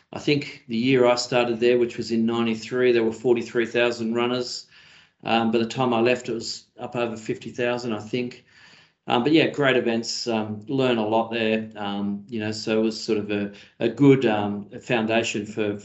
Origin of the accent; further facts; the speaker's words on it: Mount Druitt, New South Wales, Australia; when I grew up in Mount Druitt